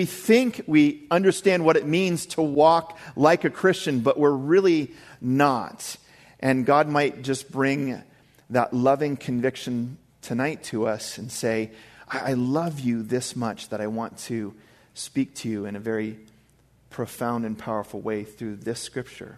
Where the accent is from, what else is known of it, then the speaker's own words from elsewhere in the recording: Maine, United States; I grew up in Maine, and I know what winter storms are like